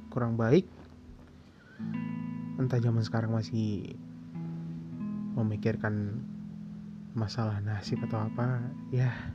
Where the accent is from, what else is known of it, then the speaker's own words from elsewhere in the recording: Medan, North Sumatra, Indonesia; Sebelumnya kenalin dulu … Aku dari Medan.